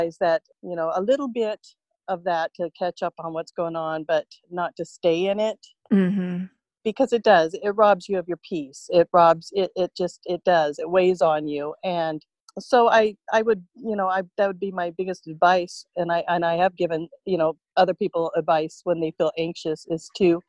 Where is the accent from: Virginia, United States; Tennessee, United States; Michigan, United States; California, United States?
California, United States; Vista; moved away as an adult; also born or lived in Riverside County, California / San Diego County, California; now in McMinnville, United States; born and raised in Vista, California